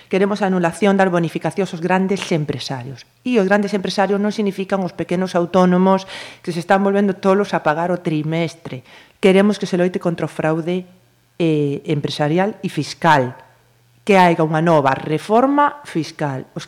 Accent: Galicia, Spain; son tan galegos como os que somos

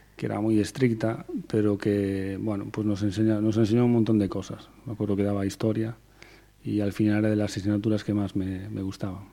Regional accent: Teixeiro, Galicia, Spain; also born or lived in A Coruña; yo soy de Teixeiro. He vivido, me he criado en Teixeiro, un pueblo del concello de Curtis

